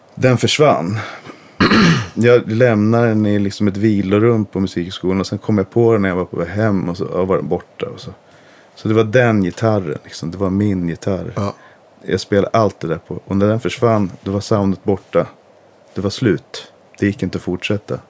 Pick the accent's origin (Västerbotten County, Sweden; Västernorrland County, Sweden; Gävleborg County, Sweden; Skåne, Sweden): Gävleborg County, Sweden; Gävle; gick jag ju på Solängsskolan i Gävle, jag är uppvuxen i Gävle